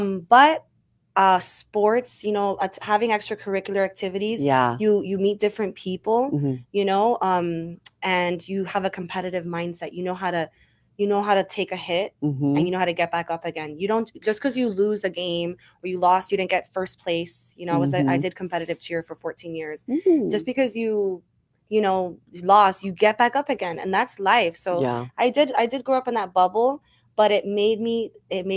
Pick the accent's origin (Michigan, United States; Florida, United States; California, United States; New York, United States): Florida, United States; Miami; born and raised, yes, born and raised in Miami. My father's Colombian, my mom is Cuban